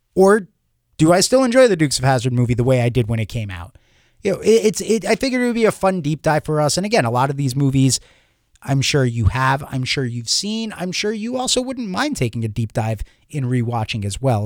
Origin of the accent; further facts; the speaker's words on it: Long Island, New York, United States; growing up in Long Island, New York